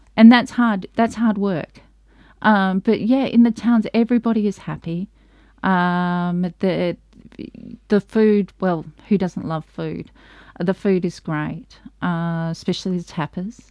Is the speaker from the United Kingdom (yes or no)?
no; Australia; I'm from Australia